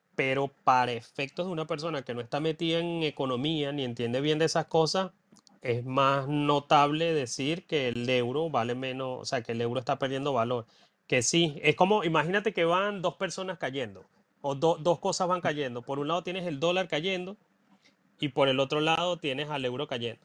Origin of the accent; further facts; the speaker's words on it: Venezuela; moved away; mi pueblito en Venezuela